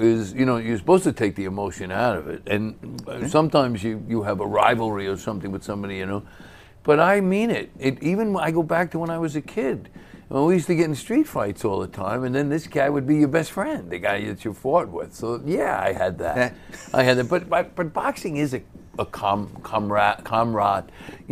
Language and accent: English; New York City, New York, United States; I was in a lot of fights growing up because I grew up in East New York and Brooklyn.